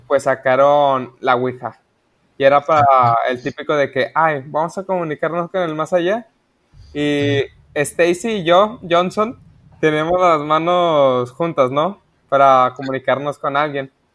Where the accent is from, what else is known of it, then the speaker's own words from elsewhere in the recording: Mexico; soy mexicano